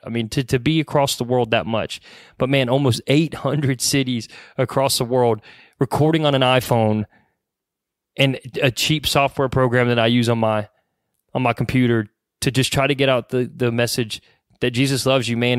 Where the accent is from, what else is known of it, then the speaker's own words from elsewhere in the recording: Mooresville, North Carolina, United States; we're from Mooresville, North Carolina. Obviously, we're local to the Mooresville, Charlotte area.